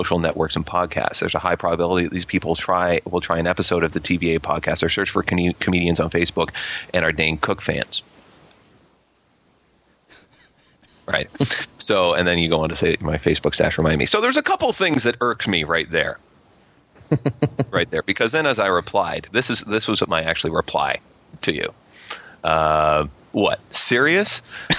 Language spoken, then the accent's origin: English; Canada; I'm Canadian